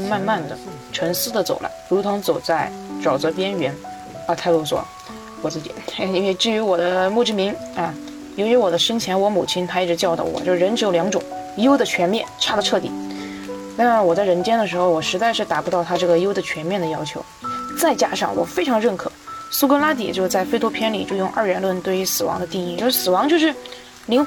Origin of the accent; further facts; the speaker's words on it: Sichuan, China; 我来自四川，我现在是一名大学生